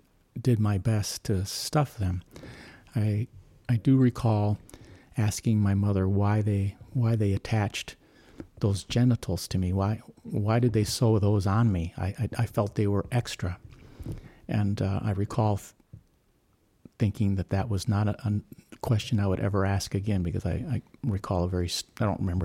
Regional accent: St. Paul, Minnesota, United States; I was born in St. Paul, Minnesota

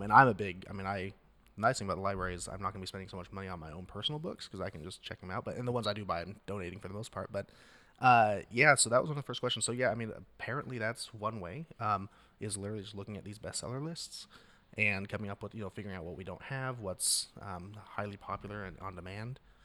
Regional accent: Astoria, Oregon, United States; I'm from the North Coast

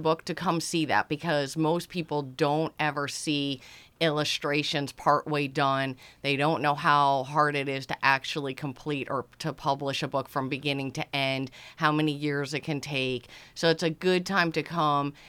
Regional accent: Easton, Connecticut, United States; now in West Cape May, United States; I grew up in Easton, Connecticut, roaming the woods

